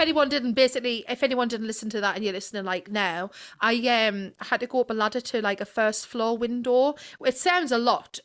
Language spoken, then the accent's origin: English; Sunderland, North East England, United Kingdom